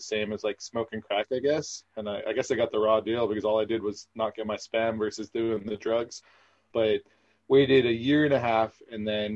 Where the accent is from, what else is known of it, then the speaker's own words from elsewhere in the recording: Southern California, United States; I'm from Southern California